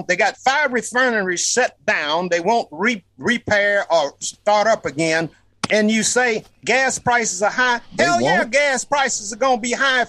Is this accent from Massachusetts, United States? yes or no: no; Louisiana, United States; I'm from Louisiana.